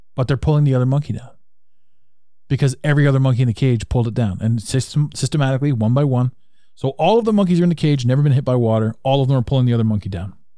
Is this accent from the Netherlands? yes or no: no; Canada; I'm from Canada